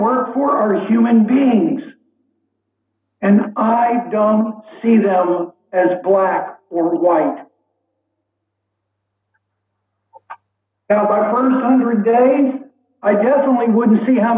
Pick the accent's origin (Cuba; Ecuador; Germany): Cuba; now in New Orleans, United States; I'm Cuban. I'm a light-skinned Hispanic